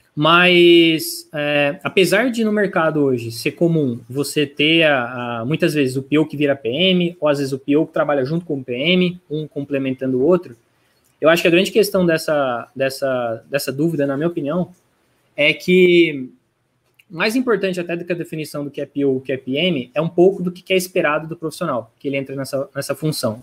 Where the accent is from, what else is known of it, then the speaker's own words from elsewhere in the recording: Franca, São Paulo, Brazil; moved away as an adult; now in São Paulo, Brazil; nasci em São Paulo, mas molequinho vim para Franca, interior de São Paulo. É, fiquei aqui até meus 18 anos